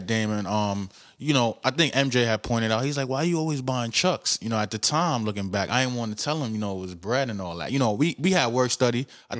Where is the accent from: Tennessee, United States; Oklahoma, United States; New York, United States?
New York, United States; New York City; I was born in Kings County Hospital in Brooklyn. Kings County Hospital. You know what I mean? Both my parents are from Nigerian descent